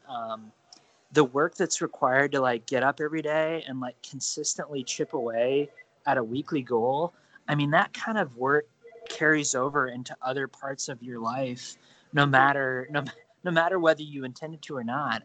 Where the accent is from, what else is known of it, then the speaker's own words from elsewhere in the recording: Ohio, United States; also born or lived in Indiana / Illinois; growing up in ohio